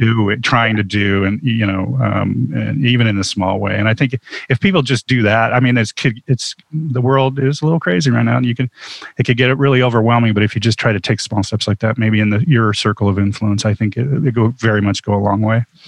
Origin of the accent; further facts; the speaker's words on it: Huntington Beach, California, United States; I grew up in Huntington Beach, California